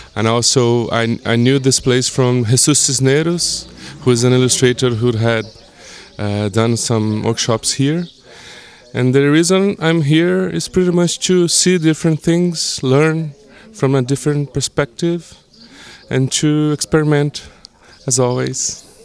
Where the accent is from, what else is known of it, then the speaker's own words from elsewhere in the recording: Brazil; I'm from Brazil.